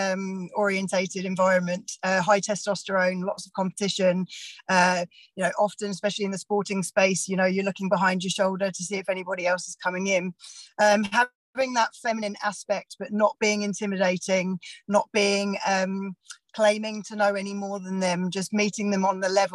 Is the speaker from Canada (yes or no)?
no; England, United Kingdom; moved away as an adult; also born or lived in Australia; now in Bay of Plenty, New Zealand; I'm from England originally, moved over to New Zealand around 9 years ago